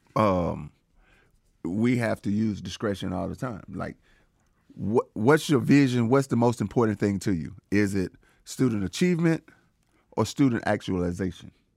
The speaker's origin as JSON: {"language": "English", "region": "Georgia", "country": "United States", "tie": "born or raised there", "said": "I was born in Georgia"}